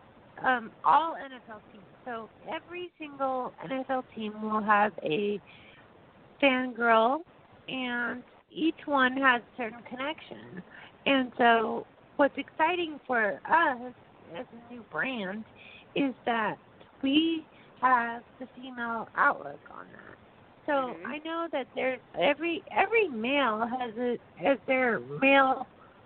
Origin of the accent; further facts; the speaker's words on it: Bay Area, California, United States; I grew up in the Bay Area, so growing up it was San Francisco 49ers.